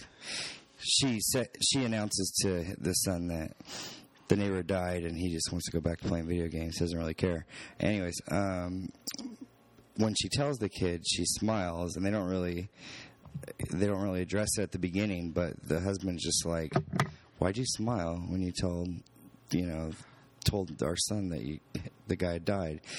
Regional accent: California, United States; moved away; Growing up in California

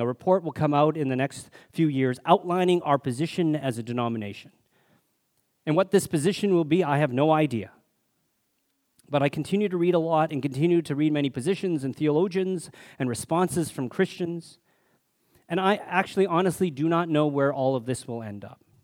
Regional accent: Alberta, Canada; growing up in Alberta in the seventies, I experienced my share of racism, only Chinese kid in school

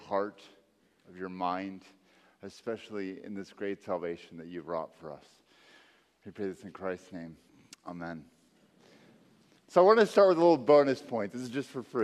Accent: Texas, United States; moved away; I'm from Texas

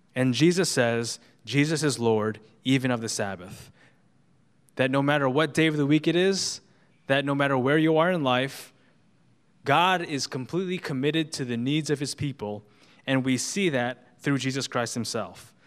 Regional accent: New York, United States; as a New Yorker

